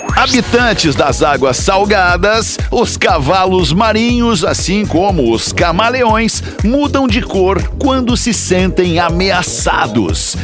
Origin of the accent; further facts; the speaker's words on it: Porto Alegre, Rio Grande do Sul, Brazil; bairro Bonfim, que é o bairro onde eu nasci, me criei e moro até hoje aqui em Porto Alegre